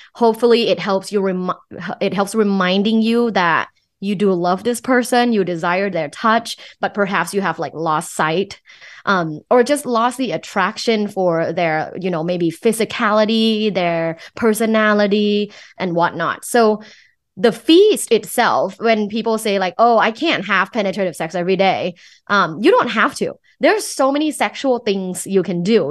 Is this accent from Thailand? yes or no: yes; Thailand; English is a second language; moved away; Thai. So, I'm originally from Thailand. I moved here for school